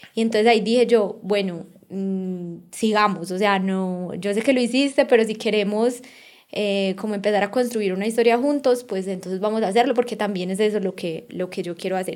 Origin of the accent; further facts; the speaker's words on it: Colombia; moved away as an adult; also born or lived in Australia / Barcelona; somos colombianos y estamos en Rusia